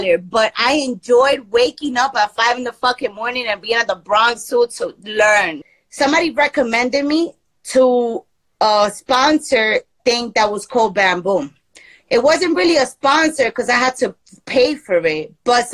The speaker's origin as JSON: {"language": "English", "town": "Medellín", "region": "Antioquia", "country": "Colombia", "tie": "born or raised there", "moved": "yes", "said": "I'm in Medellin right now. I'm in my hometown. Like, this is where I was born."}